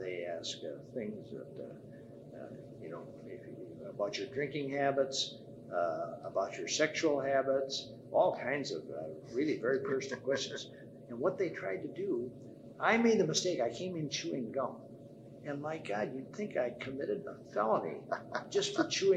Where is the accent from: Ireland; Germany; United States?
United States; Dubuque, Iowa; moved away as an adult; I was born in Dubuque, Iowa. And I was there until I got my about the first half year of college